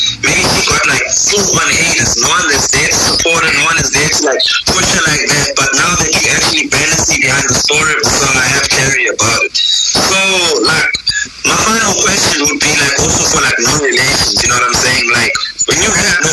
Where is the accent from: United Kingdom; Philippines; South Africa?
South Africa; all the way from South Africa